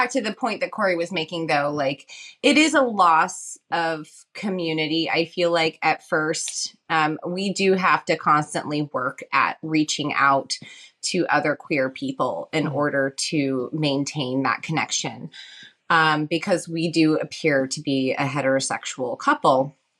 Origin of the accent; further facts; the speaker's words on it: Southern United States, United States; moved away as an adult; I grew up in the South, which is not exactly the most accepting place for, you know, gay people, and my dad was a Methodist minister, so.